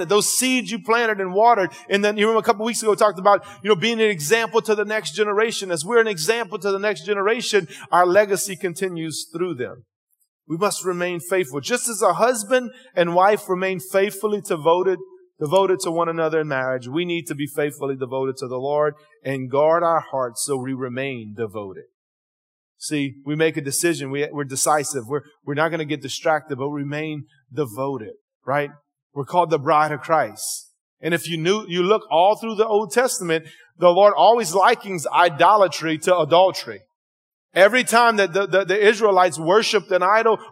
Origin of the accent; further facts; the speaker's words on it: Cajun, Louisiana, United States; accent: Cajun; my Cajun interpretation